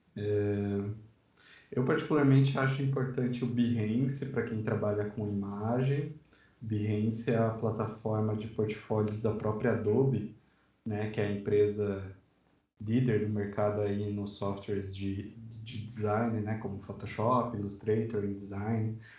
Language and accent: Portuguese; Sorocaba, São Paulo, Brazil; now in Guarulhos, Brazil; Sou de Sorocaba, mas atualmente moro em Guarulhos